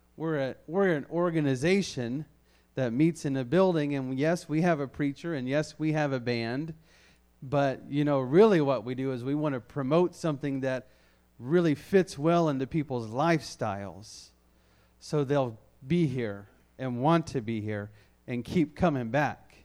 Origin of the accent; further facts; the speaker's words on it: the South, United States; I grew up in the South where there was a church on every corner